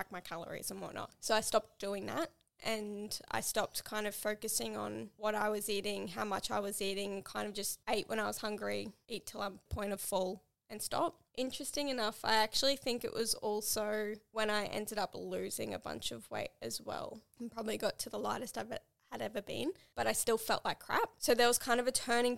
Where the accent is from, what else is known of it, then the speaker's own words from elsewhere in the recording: Townsville, Queensland, Australia; moved away; I went back to Townsville, my hometown